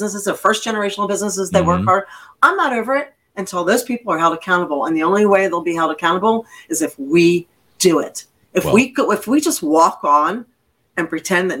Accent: Pennsylvania, United States; moved away; where I lived was out towards the Amish community

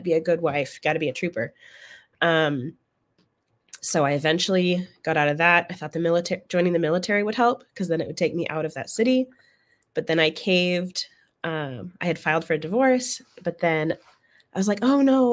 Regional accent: Oregon, United States; moved away as an adult; now in San Antonio, United States; I'm from Oregon originally, and I ended up here in Texas after I joined the military

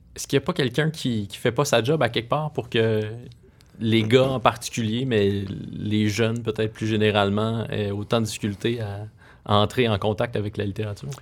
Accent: Rouyn-Noranda, Quebec, Canada; j'ai grandi à Rouen-Noranda

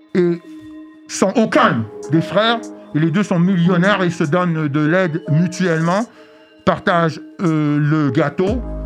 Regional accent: Montreal, Quebec, Canada; also born or lived in Queens, New York / Brooklyn, New York; je viens de Montréal

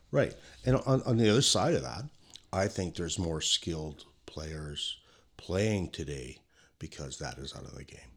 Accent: Kelowna, British Columbia, Canada; growing up in Kelowna

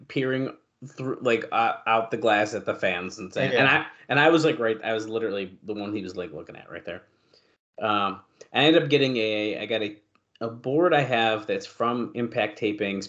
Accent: Syracuse, New York, United States; I grew up like a half mile from this post office.

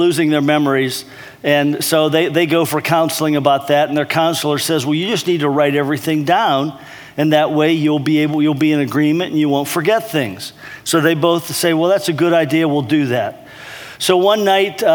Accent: East Brady, Pennsylvania, United States; moved away as an adult; also born or lived in Michigan; now in Illinois, United States; my hometown, East Brady, Pennsylvania

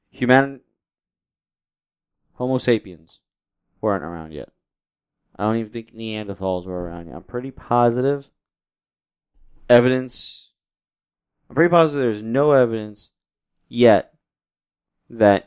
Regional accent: New York City, New York, United States; I am the man from Brooklyn, New York

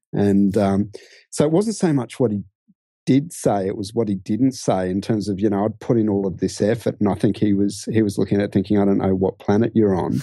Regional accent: Brisbane, Queensland, Australia; moved away as an adult; also born or lived in London / Sydney; I grew up in Brisbane and, um, actually first, you know, had my whole childhood there, university there.

